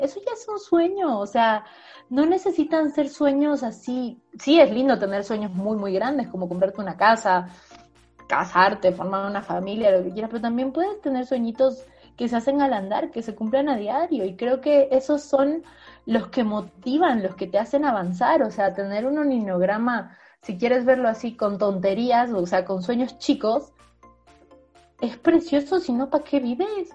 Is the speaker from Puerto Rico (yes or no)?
no; Bolivia; now in Mexico; Soy una boliviana que publico en México